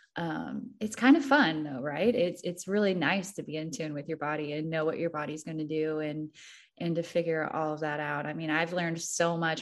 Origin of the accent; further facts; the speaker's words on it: Missouri, United States; I'm from the show me state. I'm from Missouri.